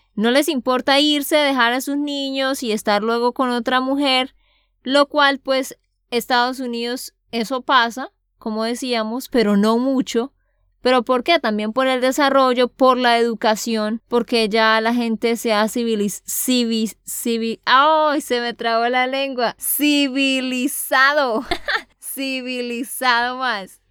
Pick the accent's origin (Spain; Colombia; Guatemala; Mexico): Colombia; Santander; de Santander, Colombia